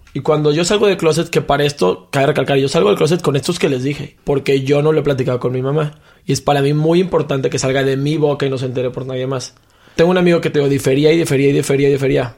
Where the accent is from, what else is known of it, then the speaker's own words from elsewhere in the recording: Mexico; Como mexicano